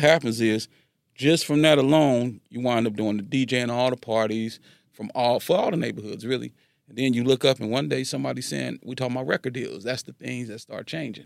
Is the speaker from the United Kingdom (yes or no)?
no; Carson, California, United States; also born or lived in Los Angeles, United States; I'm from Carson